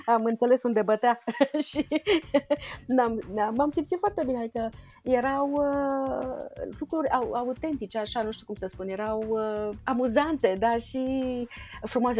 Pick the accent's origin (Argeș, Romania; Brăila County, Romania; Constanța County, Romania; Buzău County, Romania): Argeș, Romania; Budeasa; now in Bucharest, Romania; eu am copilărit la țară, lângă Pitești, la Budeasa